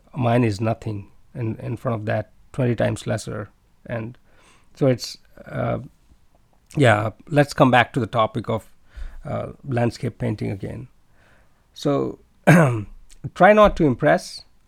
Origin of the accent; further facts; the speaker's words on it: India; moved away as an adult; now in China; I'm from India